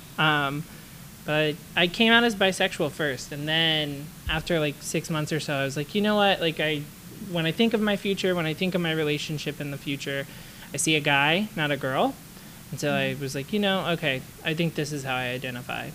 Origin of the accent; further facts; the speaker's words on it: the South, United States; growing up in the South and going to a religious school